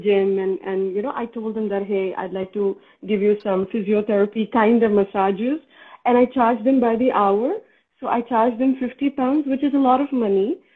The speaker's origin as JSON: {"language": "English", "country": "India", "moved": "as an adult", "lives_now": "Scotland, United Kingdom", "said": "I'm from India"}